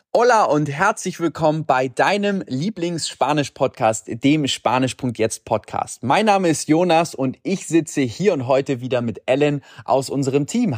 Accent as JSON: {"language": "German", "country": "Germany", "said": "Bei uns in Deutschland"}